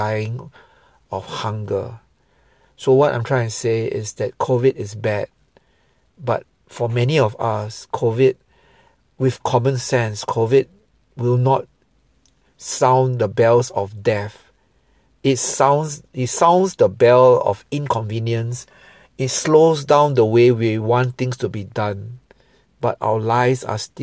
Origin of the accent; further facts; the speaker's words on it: Singapore; I'm a Singaporean Chinese